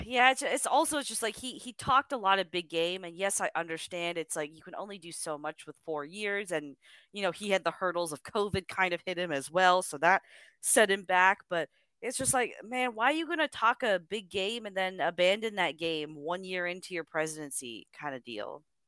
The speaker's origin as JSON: {"language": "English", "country": "Canada", "said": "I'm Canadian"}